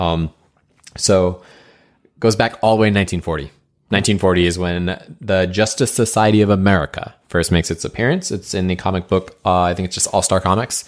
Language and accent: English; New England, United States; we grew up in New England